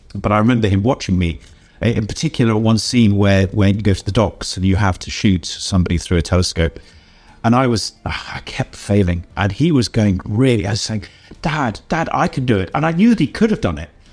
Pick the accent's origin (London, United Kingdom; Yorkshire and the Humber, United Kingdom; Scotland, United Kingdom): Yorkshire and the Humber, United Kingdom; York; I come from the city of York in England